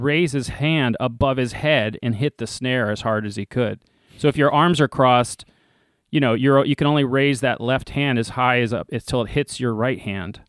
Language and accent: English; Leesburg, Virginia, United States; I grew up out in Leesburg, Virginia